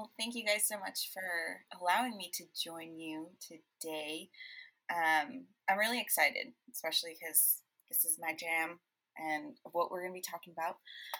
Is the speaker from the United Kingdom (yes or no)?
no; Honduras; moved away; I'm bilingual, bicultural. I identify as a Latina. So I am originally from Honduras in Central America.